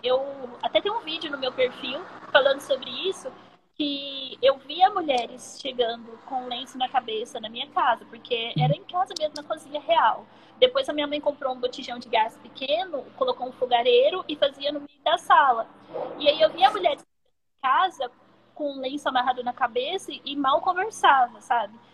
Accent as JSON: {"language": "Portuguese", "town": "Uberaba", "region": "Minas Gerais", "country": "Brazil", "said": "eu sou de Uberaba, sou mineira"}